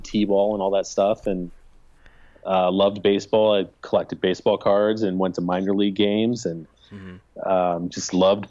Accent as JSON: {"language": "English", "region": "Illinois", "country": "United States", "tie": "born or raised there", "said": "I grew up in Illinois."}